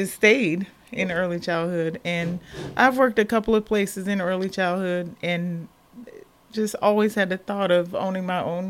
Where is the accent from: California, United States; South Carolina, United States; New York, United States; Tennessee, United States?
South Carolina, United States; moved away as an adult; now in Columbus, United States; I am originally from South Carolina.